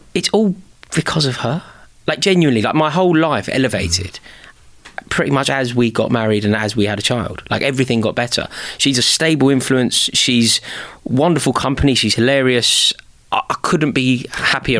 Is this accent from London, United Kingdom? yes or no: yes; London, United Kingdom; passionate about being from the city, a proud Londoner